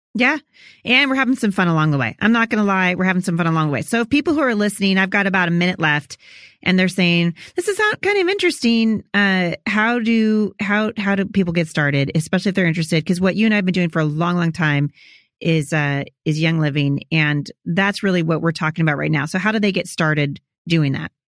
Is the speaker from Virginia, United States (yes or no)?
no; Portland, Oregon, United States; also born or lived in Chattanooga; I'm from Portland